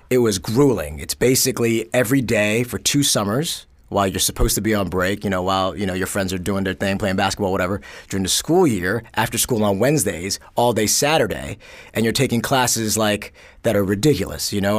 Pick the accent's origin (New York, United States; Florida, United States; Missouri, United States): New York, United States; New York City; born or raised there; also born or lived in Korea / Los Angeles